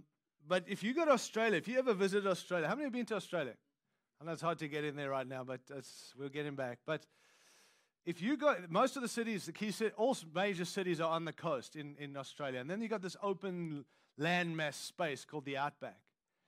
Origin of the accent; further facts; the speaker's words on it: United States; I'm an American. I'm proud to be one.